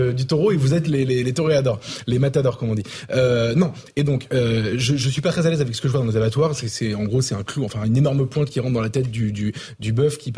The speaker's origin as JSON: {"language": "French", "region": "south of France", "country": "France", "said": "je viens pourtant du sud"}